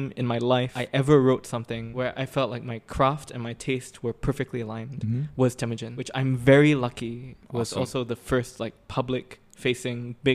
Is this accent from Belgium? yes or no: no; Singapore; I was from Singapore